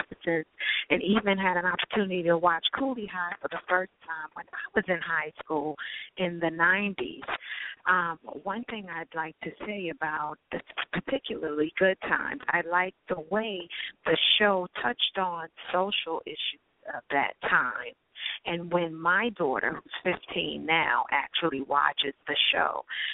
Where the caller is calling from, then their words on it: New York, United States; calling from Brooklyn, New York.